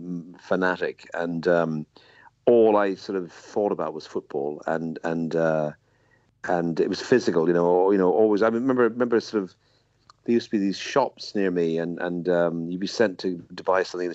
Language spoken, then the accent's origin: English; Dublin, Leinster, Ireland; I grew up in Dublin in the 60s, 70s